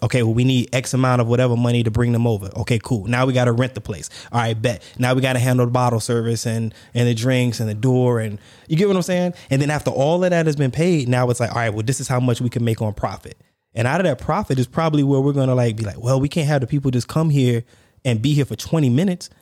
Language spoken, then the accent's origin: English; the South, United States; moved away as an adult; also born or lived in Dubai; I'm from the South